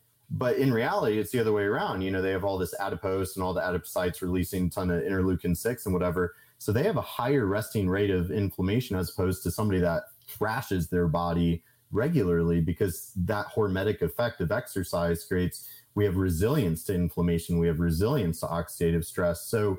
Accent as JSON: {"language": "English", "region": "Kansas", "country": "United States", "said": "I'm a dude from Kansas that, like, I don't have a college degree."}